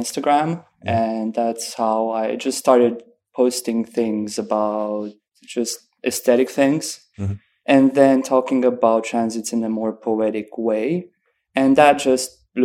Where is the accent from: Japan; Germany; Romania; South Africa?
Romania; Oradea, Bihor County; moved away as an adult; now in Cluj-Napoca, Romania; I was born in Oradea, which is like a city next to the Hungarian border. Mm-hmm. But I live in Cluj